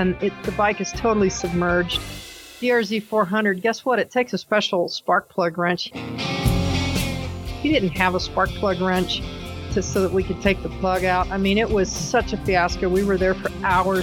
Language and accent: English; Colorado, United States; I'm from Colorado, and my company is ADV Woman.